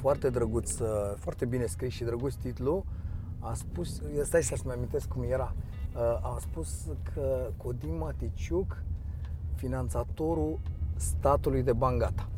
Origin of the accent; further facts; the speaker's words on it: Dristor, Bucharest, Romania; also born or lived in Aviației, Bucharest; M-am născut în Dristor și am, am locuit în Dristor până la, până la vârsta de... până în clasa a doua. În clasa a doua am mutat în aviație